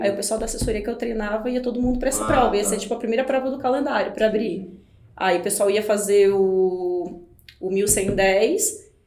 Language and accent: Portuguese; Timbó, Santa Catarina, Brazil; moved away as an adult; also born or lived in Florianópolis / Brasília; eu sou de Santa Catarina, natural de Timbó